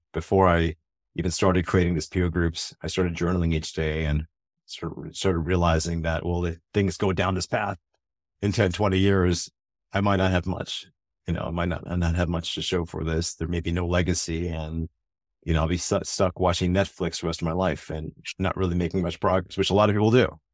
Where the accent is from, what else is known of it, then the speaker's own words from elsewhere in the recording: United States; being an American